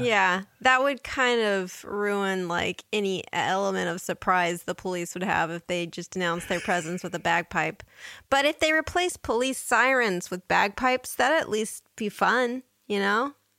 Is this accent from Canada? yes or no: no; United States; as an American